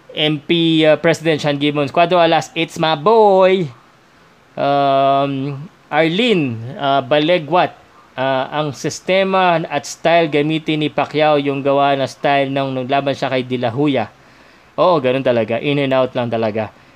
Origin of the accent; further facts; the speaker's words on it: Philippines; es Pilipinas, mi, mi casa.